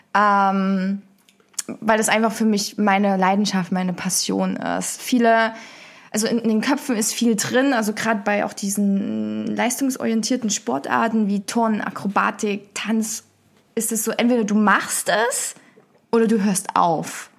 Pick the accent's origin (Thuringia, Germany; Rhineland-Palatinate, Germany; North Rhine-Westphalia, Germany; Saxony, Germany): Saxony, Germany; Dresden; moved away as an adult; now in Cologne, Germany; Ich ähm, komme ursprünglich aus Dresden, ähm, bin dann vor anderthalb Jahren nach Köln gezogen bezüglich der Arbeit